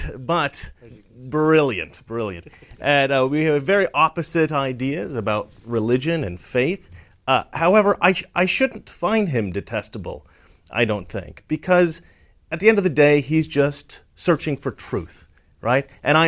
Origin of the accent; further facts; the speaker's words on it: Oregon, United States; I'm from Oregon, so that's a real problem where I'm from.